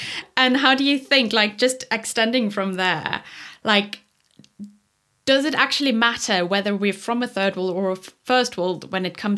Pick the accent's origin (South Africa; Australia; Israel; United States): South Africa; well, I'm from South Africa